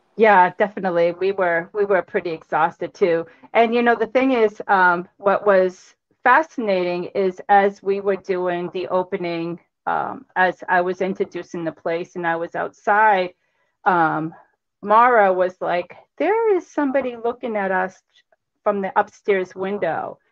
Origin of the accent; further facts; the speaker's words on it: Cambridge, Massachusetts, United States; also born or lived in Boston; I grew up in Cambridge, and I've been here ever since.